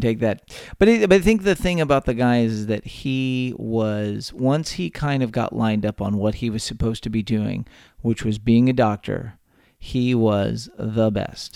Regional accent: Texas, United States; born or raised there; also born or lived in San Antonio, Texas

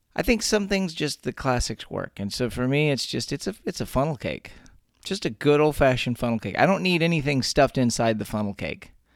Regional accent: Texas, United States; born or raised there

